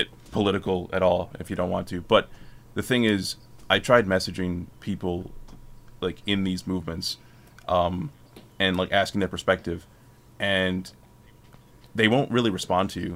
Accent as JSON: {"language": "English", "town": "Schenectady", "region": "New York", "country": "United States", "tie": "born or raised there", "said": "my hometown"}